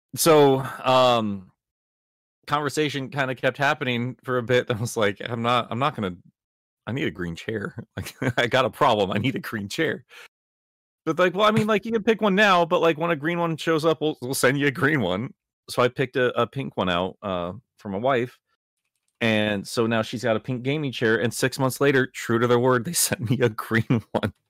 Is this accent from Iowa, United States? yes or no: yes; Iowa, United States; I grew up in Iowa